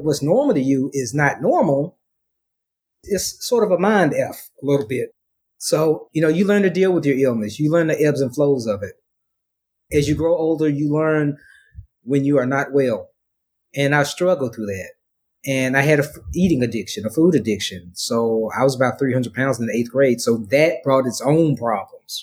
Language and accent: English; Memphis, Tennessee, United States; moved away as an adult; now in Dallas, United States; I'm originally from Memphis, Tennessee. Lived in Dallas for the past 4 years